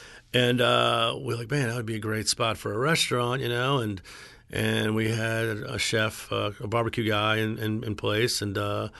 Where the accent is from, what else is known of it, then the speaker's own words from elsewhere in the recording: Metairie, Louisiana, United States; I grew up in Metairie, went to Jesuit, went to LSU, went to culinary school out of Johnson & Wales, and moved back home.